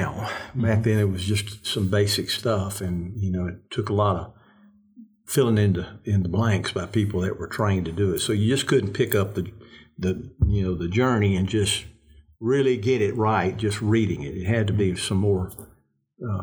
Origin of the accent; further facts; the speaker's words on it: the South, United States; we're Southerners. Mm-hmm. I'm a Southerner